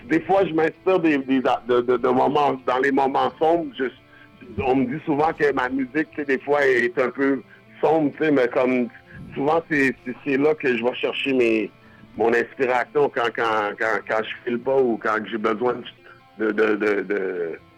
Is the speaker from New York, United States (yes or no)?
yes; Buffalo, New York, United States; born there; je suis né aux États-Unis, Buffalo, New York.